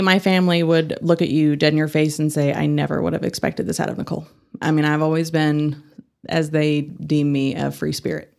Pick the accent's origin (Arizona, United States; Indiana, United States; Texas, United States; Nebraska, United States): Texas, United States; Fort Worth; moved away as an adult; also born or lived in North Carolina; now in Amarillo, United States; I grew up in Fort Worth